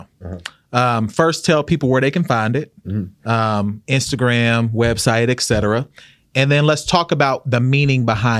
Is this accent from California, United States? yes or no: no; Oklahoma City, Oklahoma, United States; moved away; also born or lived in Norman; I'm from Oklahoma.